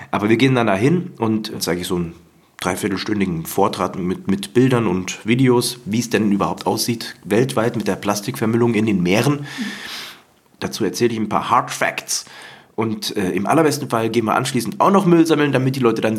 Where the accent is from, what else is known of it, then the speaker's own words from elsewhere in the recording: Hesse, Germany; now in Cologne, Germany; Ich bin kein gebürtiger Kölner. Ich bin nicht in der Stadt groß geworden, sondern auf dem Land in der hessischen, osthessischen Provinz Nähe Fulda in der Rhön auf dem Dorf